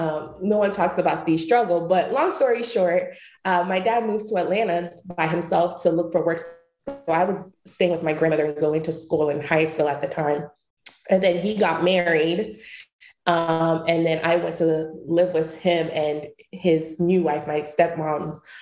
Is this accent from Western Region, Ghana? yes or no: no; Kibi, Eastern Region, Ghana; But I'm originally from Chibi, Ghana. I was born in Chibi, Kibi, Ghana. And I lived there until I was about 6 years old.